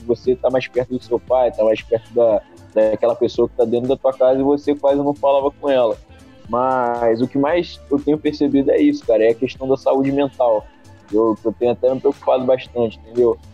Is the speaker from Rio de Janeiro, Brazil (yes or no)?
yes; Volta Redonda, Rio de Janeiro, Brazil; Sou de Volta Redonda, estado do Rio